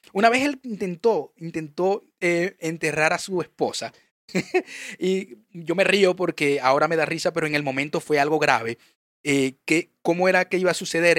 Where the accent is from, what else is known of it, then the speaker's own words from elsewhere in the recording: Venezuela; yo sé que soy venezolano